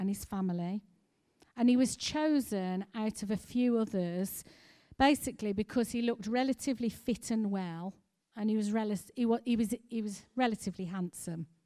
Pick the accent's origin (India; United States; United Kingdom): United Kingdom; we as British people